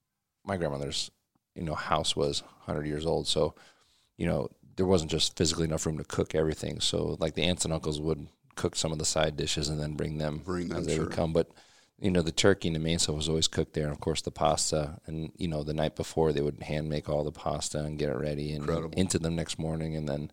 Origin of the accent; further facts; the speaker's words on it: Pennsylvania, United States; Yeah, I grew up in Pennsylvania.